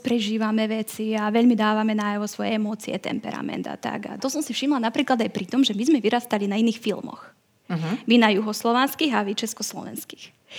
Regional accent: Vojvodina, Serbia; now in Slovakia; ako niekto z Vojvodiny

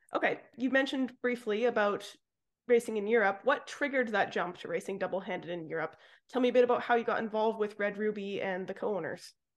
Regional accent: Vancouver Island, Pacific Northwest, British Columbia, Canada; I'm from the Pacific Northwest as well on Vancouver Island

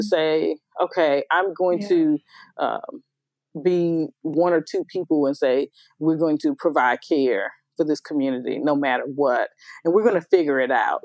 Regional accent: United States; moved away as an adult; also born or lived in New York; now in Memphis, United States; I'm from you know uh, that Washington D.C. Maryland area

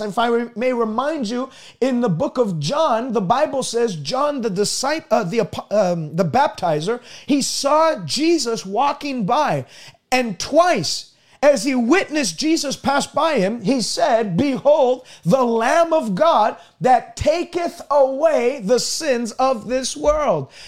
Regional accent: Canada; I'm a Canadian. I don't speak like an American.

